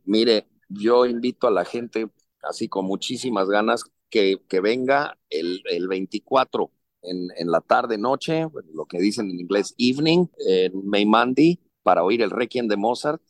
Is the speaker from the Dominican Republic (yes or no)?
no; Mexico; Yo soy un director mexicano, también trabajo en México